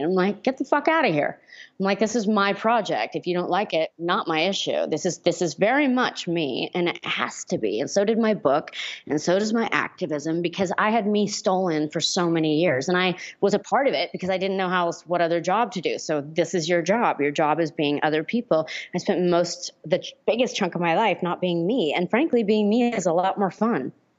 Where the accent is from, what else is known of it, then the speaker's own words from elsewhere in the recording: Hollywood, California, United States; I grew up in Hollywood.